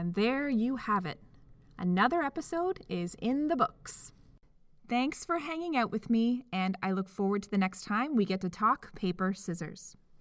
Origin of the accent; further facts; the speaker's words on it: Canada; speaking as a Canadian